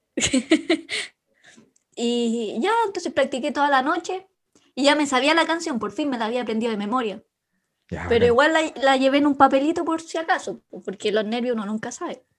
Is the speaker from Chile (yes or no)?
yes; Chile; vengo de Chile